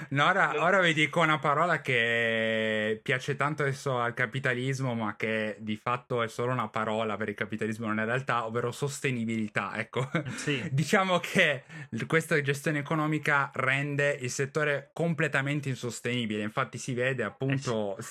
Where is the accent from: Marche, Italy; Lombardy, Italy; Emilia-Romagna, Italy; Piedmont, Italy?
Piedmont, Italy; Turin; io sono di Torino